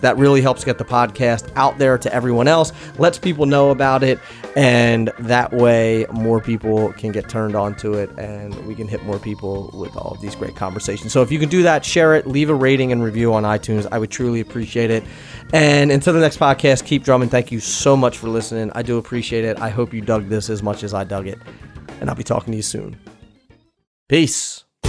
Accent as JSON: {"language": "English", "region": "East Coast", "country": "United States", "moved": "yes", "said": "i am originally from the East Coast"}